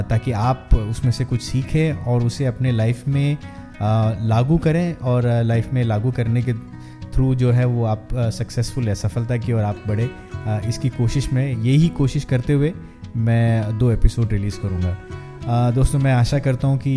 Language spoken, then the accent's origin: Hindi; Mumbai, Maharashtra, India; और मैं मुंबई का रहने वाला हूँ मेरी परवरिश मुंबई में हुई है